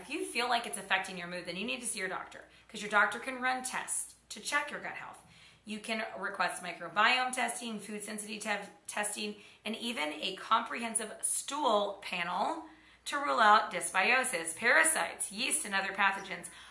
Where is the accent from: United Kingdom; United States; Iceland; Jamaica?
United States; Oklahoma; I grew up in Oklahoma in Tornado Alley